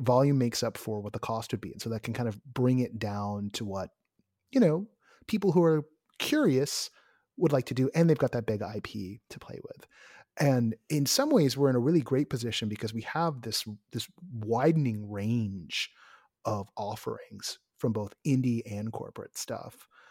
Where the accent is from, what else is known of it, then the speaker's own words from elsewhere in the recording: Bay Area, California, United States; I'm someone from the Bay Area